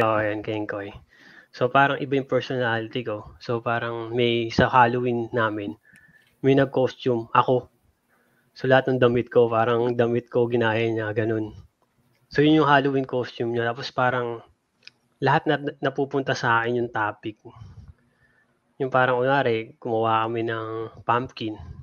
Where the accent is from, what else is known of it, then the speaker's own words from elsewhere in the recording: Philippines; now in United States; ako, Pilipino, Asian